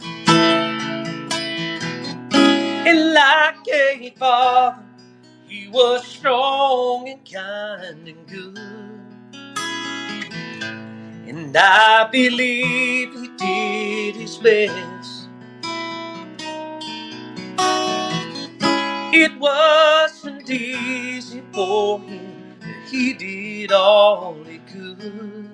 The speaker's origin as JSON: {"language": "English", "country": "United States", "said": "I'm a American to the bone"}